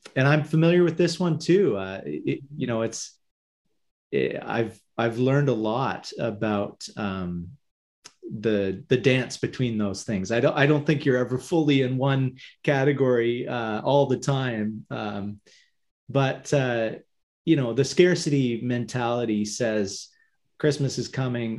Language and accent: English; Hamilton, Ontario, Canada; I'm from Hamilton, Ontario, uh, sort of the end of the Great Lakes, Great Lake Ontario.